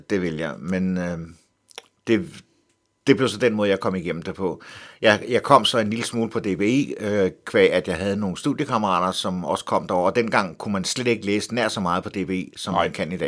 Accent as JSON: {"language": "Danish", "town": "Helsingør", "region": "Capital Region of Denmark", "country": "Denmark", "tie": "born or raised there", "said": "Jeg voksede op i Helsingør"}